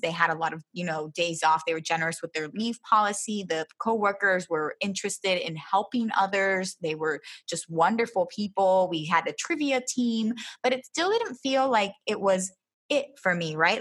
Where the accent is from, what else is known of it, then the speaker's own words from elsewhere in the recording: Philadelphia, Pennsylvania, United States; moved away as an adult; also born or lived in Miami / Baltimore / Florida; now in Humacao, Puerto Rico; I was born here, but I grew up in Philadelphia